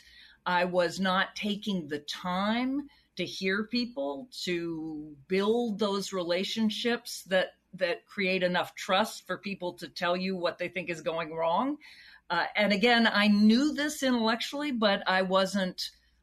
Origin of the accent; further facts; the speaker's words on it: Charlottesville, Virginia, United States; I grew up in Charlottesville, Virginia, home of Thomas Jefferson